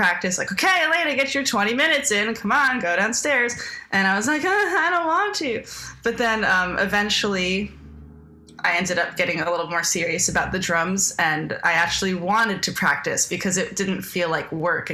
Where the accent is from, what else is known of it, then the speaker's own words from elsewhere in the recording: Cortlandt Manor, New York, United States; I grew up in Cortland Manor, which is a small town between Croton and Peekskill off the Hudson Line train